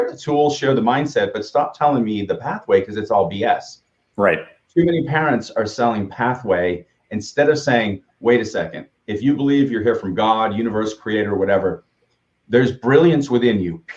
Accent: Boston, Massachusetts, United States; I did not say in the basement because I'm from Boston, sitting in the upstairs rooms because we don't have basements here because of the limestone.

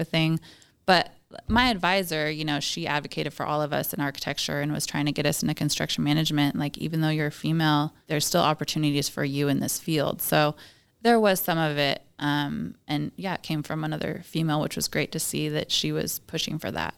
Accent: Washington, United States; I'm pretty much born and raised in Washington

